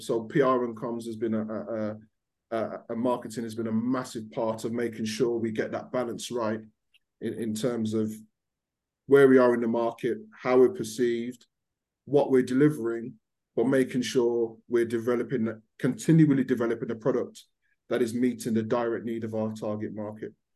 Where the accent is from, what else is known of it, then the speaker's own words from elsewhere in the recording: Birmingham, West Midlands, United Kingdom; accent: Brummie; I'm born and bred in Birmingham.